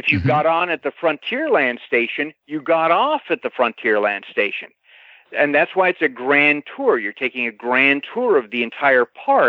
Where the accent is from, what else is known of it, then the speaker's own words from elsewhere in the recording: Los Angeles, California, United States; when I was growing up in the Los Angeles area